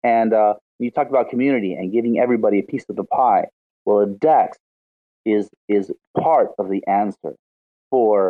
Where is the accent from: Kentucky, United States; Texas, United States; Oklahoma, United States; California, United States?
California, United States; Los Angeles; moved away as an adult; now in Rosario, Argentina; I'm from Los Angeles